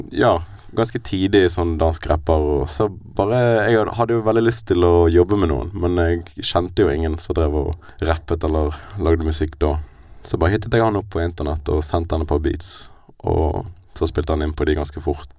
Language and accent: Norwegian; Bergen, Vestland, Norway; Jeg er født og oppvokst i Bergen